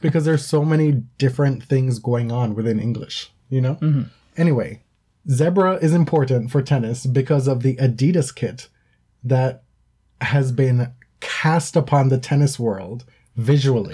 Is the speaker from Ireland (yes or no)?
no; Jamaica; moved away as an adult; now in North America; I lived in Jamaica for the first 18 years of my life. And I've been in North America now for I guess I'm going to date myself now for 13 years.